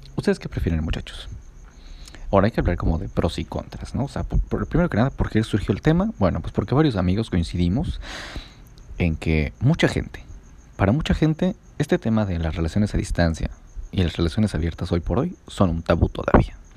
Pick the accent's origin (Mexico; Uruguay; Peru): Mexico; Puebla; moved away as an adult; now in San José del Cabo, Mexico; soy de Puebla